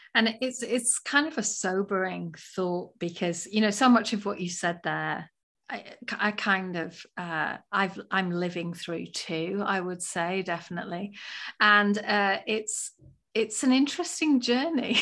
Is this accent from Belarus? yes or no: no; England, United Kingdom; now in United States; I'm from England